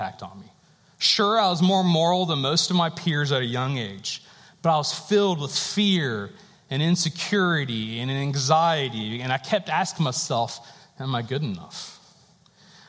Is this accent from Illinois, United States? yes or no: no; North Carolina, United States; I was born and raised in North Carolina